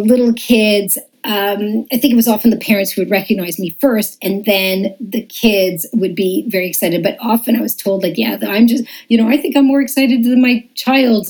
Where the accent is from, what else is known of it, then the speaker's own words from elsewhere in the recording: Montreal, Quebec, Canada; moved away as an adult; now in Toronto, Canada; I was raised in Montreal